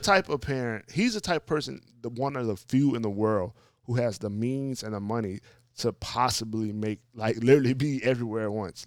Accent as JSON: {"language": "English", "region": "Louisiana", "country": "United States", "said": "New Orleans, like, my home state"}